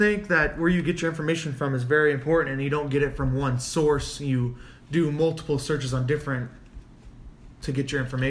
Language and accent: English; Las Vegas, Nevada, United States; because that's my hometown.